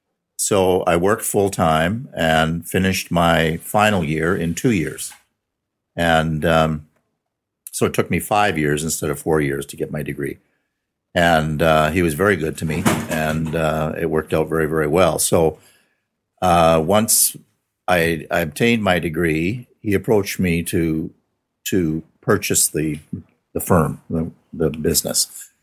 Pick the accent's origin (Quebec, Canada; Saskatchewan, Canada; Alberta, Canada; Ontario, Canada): Saskatchewan, Canada; Milestone; born or raised there; also born or lived in Regina